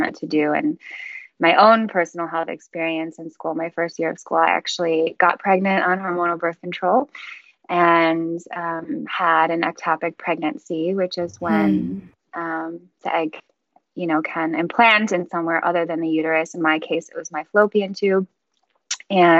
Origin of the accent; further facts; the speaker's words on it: Chicago, Illinois, United States; I'm from Chicago